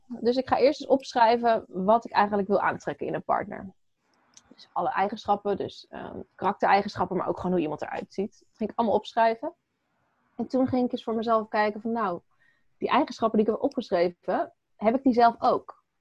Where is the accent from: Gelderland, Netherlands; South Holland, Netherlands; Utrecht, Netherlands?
Gelderland, Netherlands; Apeldoorn; ik ben geboren in Apeldoorn.